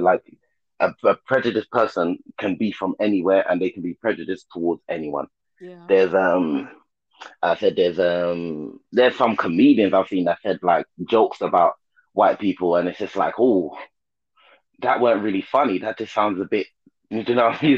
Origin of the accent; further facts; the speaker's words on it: London, United Kingdom; I was born in London, King's College Hospital